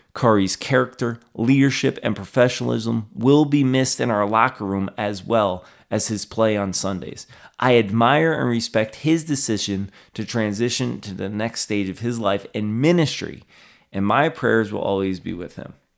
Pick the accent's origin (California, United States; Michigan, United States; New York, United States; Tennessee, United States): New York, United States; Albany; my hometown here